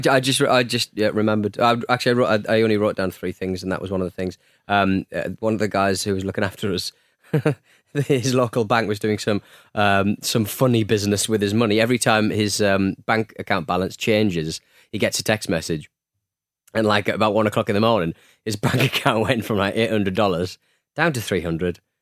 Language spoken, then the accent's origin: English; North East England, United Kingdom; I'm from the Northeast